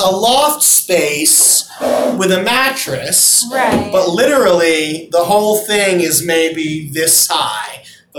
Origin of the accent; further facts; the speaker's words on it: Long Island, New York, United States; I grew up on Long Island.